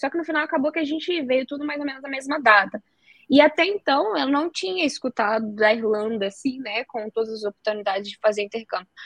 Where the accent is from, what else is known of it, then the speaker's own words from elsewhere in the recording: southern Espírito Santo, Brazil; moved away as an adult; now in Dublin, Ireland; sou capixaba, vim de uma cidade bem pequena lá do Espírito Santo, do sul do Espírito Santo